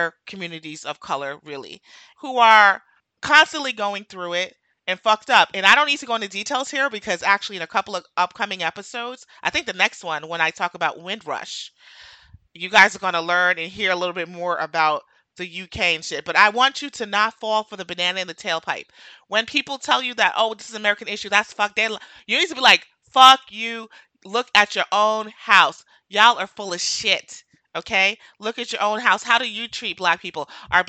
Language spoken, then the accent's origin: English; Jamaica; now in United States; I'm Jamaican